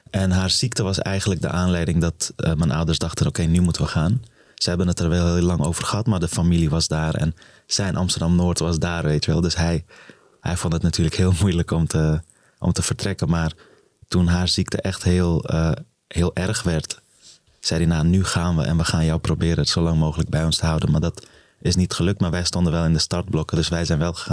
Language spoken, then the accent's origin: Dutch; Afghanistan; born there; geboren in Afghanistan in een gezin van. Eh, eh, ik was de derde van eh, drie zoons, de jongste toen nog. Ehm, op een gegeven moment gevlucht voor de oorlog.